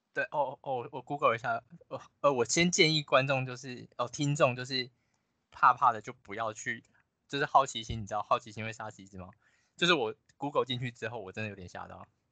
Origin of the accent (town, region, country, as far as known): Taiwan